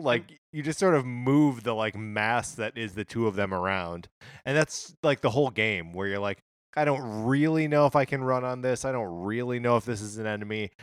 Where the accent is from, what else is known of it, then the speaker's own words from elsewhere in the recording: Wisconsin, United States; also born or lived in Illinois; now in Los Angeles, United States; growing up in Wisconsin